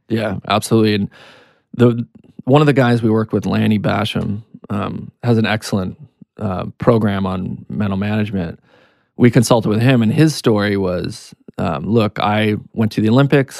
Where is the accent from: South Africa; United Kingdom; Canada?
Canada; also born or lived in United States; now in New York, United States; I'm Canadian American. I born in Canada, came to the U S